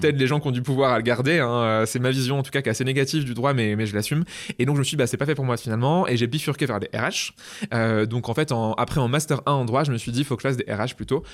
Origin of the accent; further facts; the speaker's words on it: Poitiers, Nouvelle-Aquitaine, France; moved away as an adult; also born or lived in Bristol / Toulouse; je suis originaire de Poitiers. Et mm. d'ailleurs, à 20 ans, je suis parti de, Poitiers